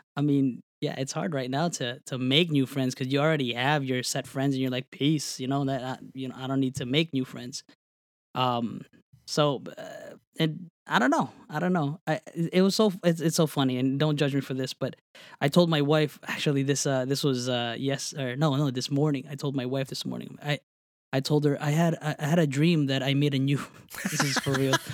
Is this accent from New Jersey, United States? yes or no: yes; New Jersey, United States; moved away; I grew up in New Jersey.